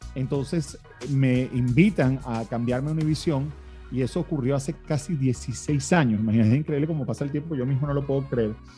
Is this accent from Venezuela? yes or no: yes; Venezuela; also born or lived in Miami, United States; now in United States; se establecieron en Venezuela, donde yo nací y me crié. Y bueno, hace 20 años vine a Estados Unidos